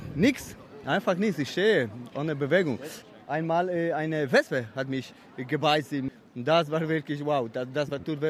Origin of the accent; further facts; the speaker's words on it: Poland; German is a second language; moved away; ich komme aus Polen.